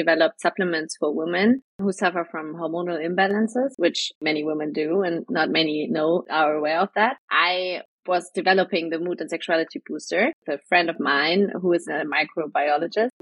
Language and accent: English; Germany; I'm from Germany